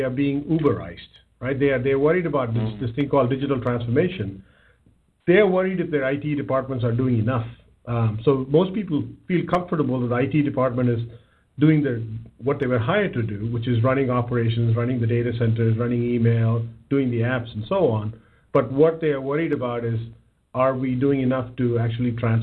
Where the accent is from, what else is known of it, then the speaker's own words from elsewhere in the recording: South India, India; moved away as an adult; also born or lived in Bangalore; now in United States; I grew up in south of India, one of the southernmost parts